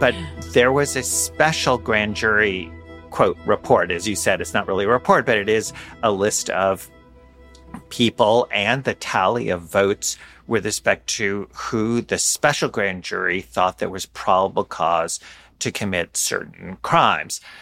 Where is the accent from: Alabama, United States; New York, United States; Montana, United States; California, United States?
New York, United States; New York City; my hometown at N Y U